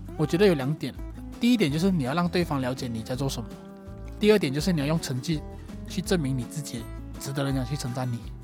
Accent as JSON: {"language": "Chinese", "region": "Johor", "country": "Malaysia", "tie": "born or raised there", "also_born_or_lived": "Kuala Lumpur", "moved": "as an adult", "said": "那我家乡在瑞罗富"}